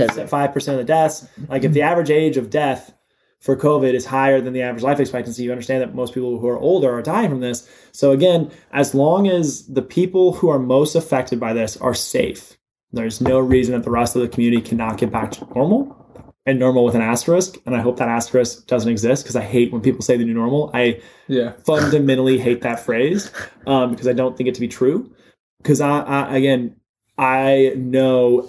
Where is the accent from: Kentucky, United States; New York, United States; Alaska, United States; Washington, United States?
Kentucky, United States; Louisville; I am born and raised in Louisville, Kentucky